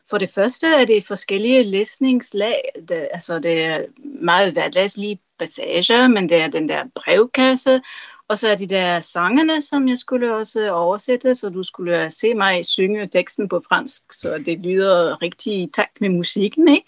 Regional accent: Tarm, Central Denmark Region, Denmark; born there; jeg blev født i Tarm, så for mig er uh, meter i sekundet er noget meget specielt.

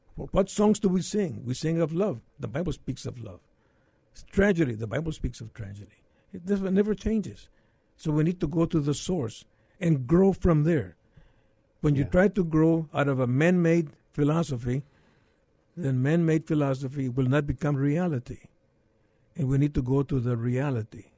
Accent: McAllen, Texas, United States; moved away as an adult; now in San Antonio, United States; I was born in McAllen many years ago

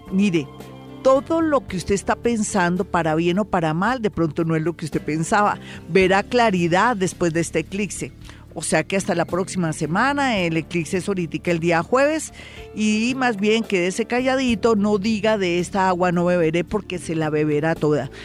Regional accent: Colombia; somos colombianos

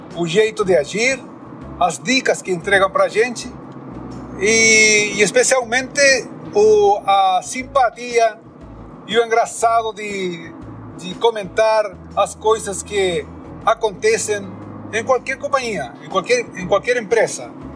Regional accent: Chile; sou chileno, moro na cidade de Santiago

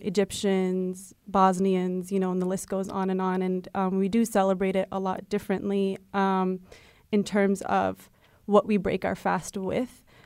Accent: United States; also born or lived in France / Morocco; I was born in France and then came over here, um, when I was, like, six months old. So, um, consider myself very much, um, part of the American fabric

